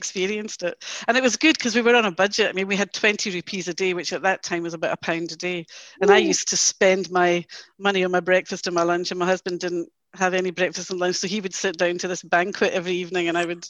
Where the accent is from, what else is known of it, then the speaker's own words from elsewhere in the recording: East Kilbride, Scotland, United Kingdom; also born or lived in Bermuda; we relocated back to East Kilbride, where my paternal grandparents lived. And East Kilbride was a great place to grow up